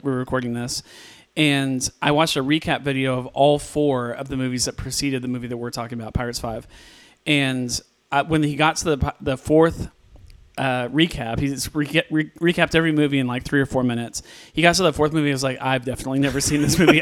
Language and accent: English; California, United States; moved away as an adult; now in Missouri, United States; I grew up in California